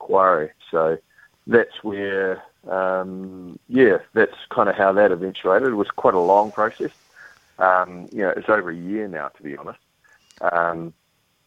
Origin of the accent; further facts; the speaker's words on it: New Zealand; I'm a New Zealander